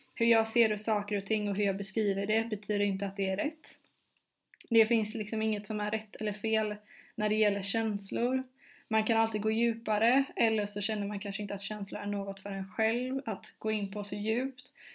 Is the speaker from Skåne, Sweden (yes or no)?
no; Gothenburg, Västra Götaland, Sweden; also born or lived in London; jag är som sagt från Göteborg